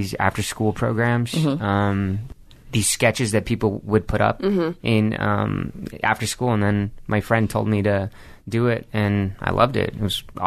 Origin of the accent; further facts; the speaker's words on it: Hacienda Heights, California, United States; I'm from Hacienda Heights